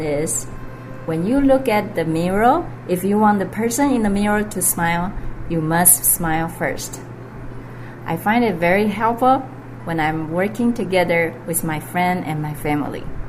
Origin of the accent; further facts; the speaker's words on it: Los Angeles, California, United States; I'm from Los Angeles